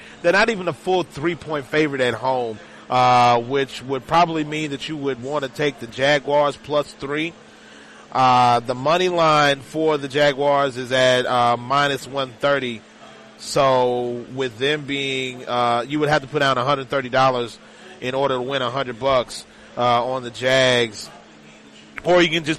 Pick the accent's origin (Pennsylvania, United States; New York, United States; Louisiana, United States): Louisiana, United States; now in New Orleans, United States; I'm originally from North Louisiana.